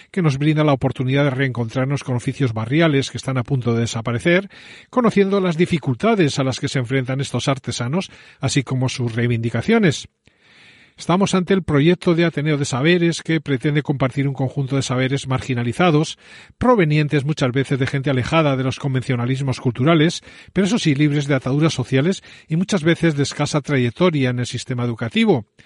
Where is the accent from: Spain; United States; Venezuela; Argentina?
Spain; Valladolid, Castile and León; born there; pues fíjate, yo soy casi charro vocacional, porque yo nací en Valladolid, no lo digas muy alto.